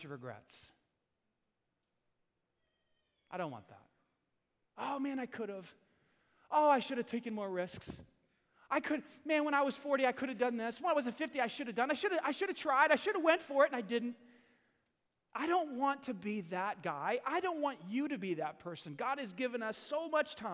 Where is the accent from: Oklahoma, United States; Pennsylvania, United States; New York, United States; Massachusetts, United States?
New York, United States; New York City; I grew up in New York City, Staten Island, New York